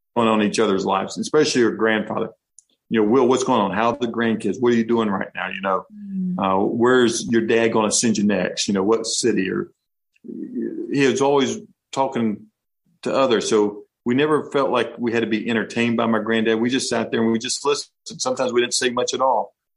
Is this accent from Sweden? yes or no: no; North Carolina, United States; we're from North Carolina